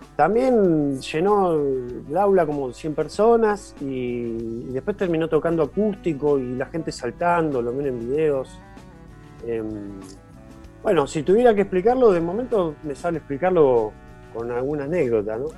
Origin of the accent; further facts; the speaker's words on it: Villa Gesell, Buenos Aires Province, Argentina; yo nací y me crié en Gessel